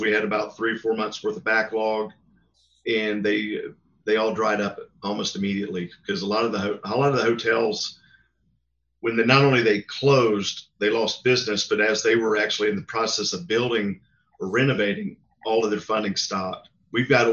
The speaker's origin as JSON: {"language": "English", "town": "Greensboro", "region": "North Carolina", "country": "United States", "tie": "born or raised there", "said": "I grew up in Greensboro, which is next to High Point"}